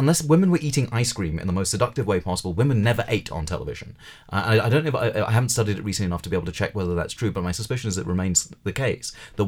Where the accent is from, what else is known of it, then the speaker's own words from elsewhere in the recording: United Kingdom; Well, I mean, I grew up a Hindu in Britain